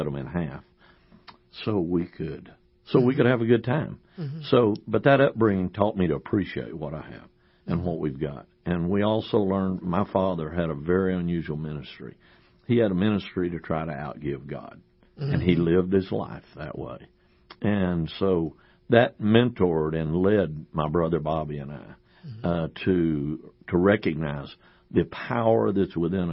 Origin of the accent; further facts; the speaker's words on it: San Angelo, Texas, United States; now in Austin, United States; I was raised out in West Texas, out in San Angelo